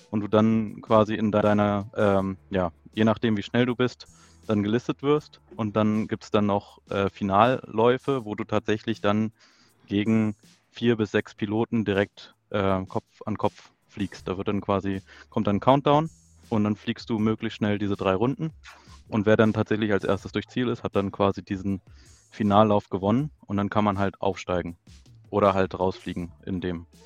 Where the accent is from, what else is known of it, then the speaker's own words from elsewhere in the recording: Lower Saxony, Germany; Ja, ich komme auch aus der Nähe von äh, Braunschweig ähm, ja